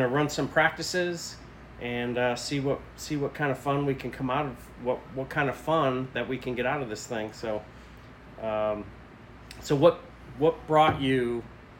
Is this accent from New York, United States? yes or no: yes; New York, United States; I grew up in New York, so I was able to see TV from Canada